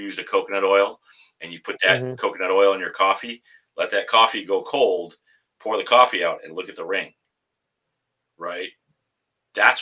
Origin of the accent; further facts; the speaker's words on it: Tonawanda, New York, United States; now in Massachusetts, United States; I grew up and born and raised in Buffalo, New York, Tonawanda